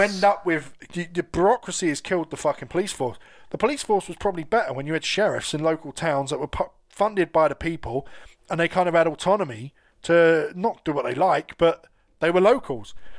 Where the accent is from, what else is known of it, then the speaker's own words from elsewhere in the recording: London, United Kingdom; I grew up in London, so I was always around gays at school